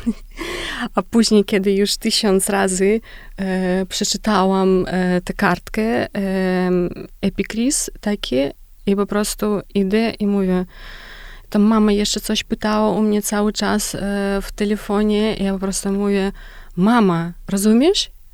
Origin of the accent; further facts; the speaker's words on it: Belarus; Polish is a second language; u nas na Białorusi